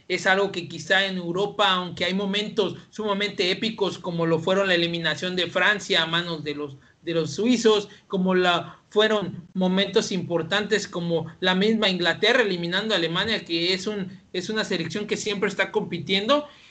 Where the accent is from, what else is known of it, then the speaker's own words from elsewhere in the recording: Mexico; nosotros como mexicanos